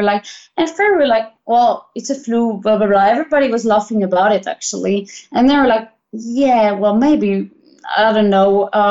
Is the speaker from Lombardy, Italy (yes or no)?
yes; Milan, Lombardy, Italy; English is a second language; But the thing is that I come from Milan and I'm touching physically 60% a day because I'm flying them, no?